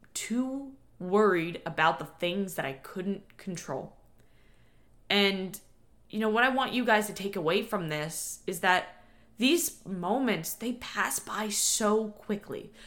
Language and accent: English; New York, United States; born or raised there; now in Florida, United States